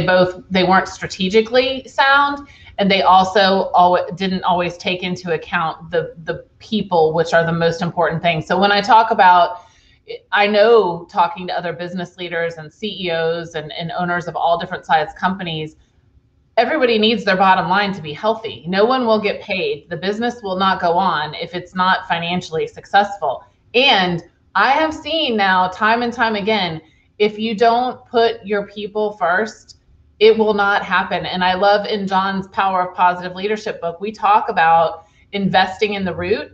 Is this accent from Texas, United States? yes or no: no; Charlottesville, Virginia, United States; born there; also born or lived in Fredericksburg, United States / Orlando, United States / San Francisco Bay Area; I was born in Charlottesville, Virginia, and then I lived in a few different places. Fredericksburg, Virginia. I lived in Florida, Orlando, Florida. I lived in Northern Virginia.